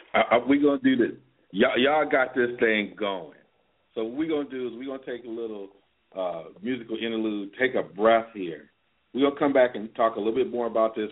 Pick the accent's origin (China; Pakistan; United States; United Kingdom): United States; Michigan; I grew up in Michigan.